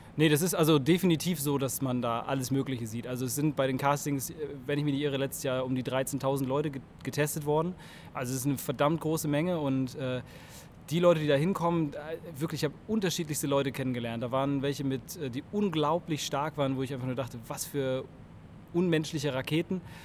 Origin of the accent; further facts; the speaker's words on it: Cologne, North Rhine-Westphalia, Germany; ich bin 33 äh, Jahre aus Köln